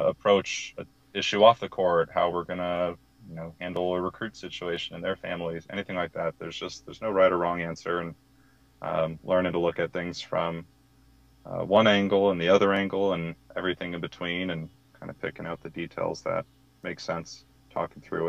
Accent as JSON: {"language": "English", "town": "Manhattan Beach", "region": "California", "country": "United States", "tie": "born or raised there", "moved": "as an adult", "lives_now": "Boise, United States", "said": "I grew up in Manhattan Beach my whole life"}